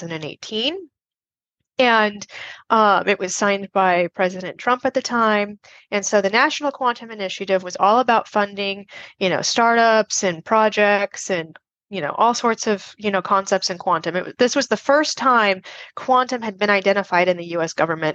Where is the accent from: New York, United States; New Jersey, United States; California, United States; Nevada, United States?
Nevada, United States; Las Vegas; I grew up in Las Vegas, Nevada